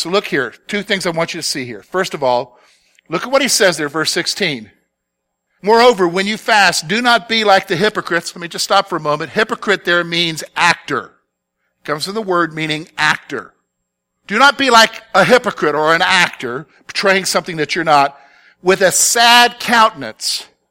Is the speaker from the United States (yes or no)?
yes; the South, United States; growing up in the South